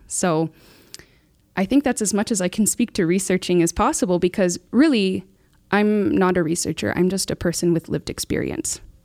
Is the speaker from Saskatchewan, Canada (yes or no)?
yes; Muskeg Lake Cree Nation, Saskatchewan, Canada; I'm from Muskeg Lake Cremation. Uh, that's my home